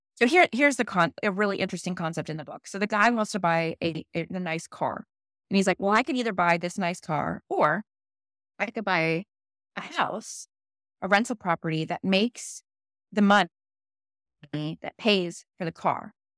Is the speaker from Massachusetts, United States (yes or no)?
no; St. Petersburg, Florida, United States; I grew up in Saint Pete